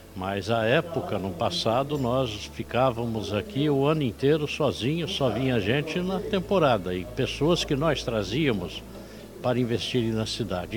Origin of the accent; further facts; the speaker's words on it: Praia Grande, São Paulo, Brazil; que sou aqui da Praia Grande